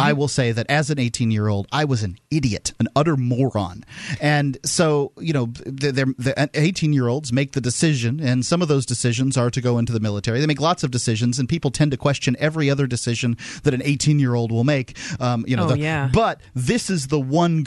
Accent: the South, United States; I'm from the South

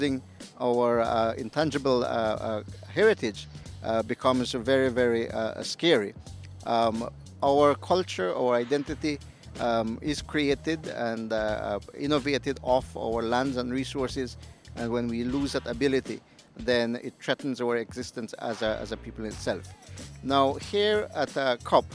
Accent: Southern Belize, Belize; I am Maya Ekchi from Southern Belize

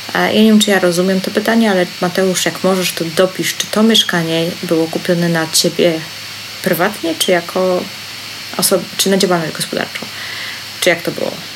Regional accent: Tricity, Pomeranian Voivodeship, Poland; jestem z Trójmiasta

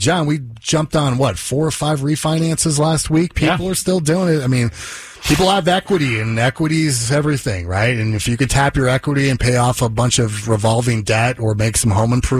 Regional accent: Las Vegas, Nevada, United States; I'm from Las Vegas.

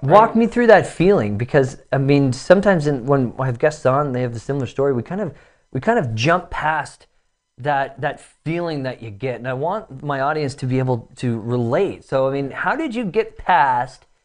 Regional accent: Toronto, Ontario, Canada; born or raised there

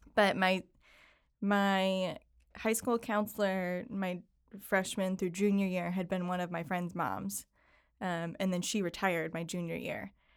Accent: Syracuse, New York, United States; I grew up in Syracuse, New York

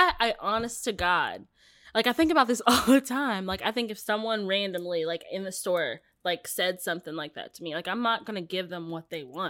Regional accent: West Virginia, United States; Like, we were talking about me growing up in the South in, like, yes, this little town in West Virginia.

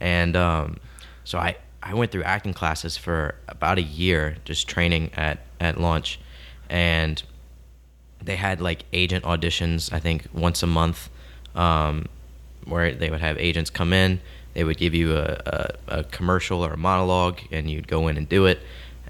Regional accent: Houma, Louisiana, United States; I was born in Houma, Louisiana. I'm sure you two know where that is. Mm-hmm. But to the people listening, that's probably about an hour south of New Orleans, around that area. Very small town. And I grew up there.

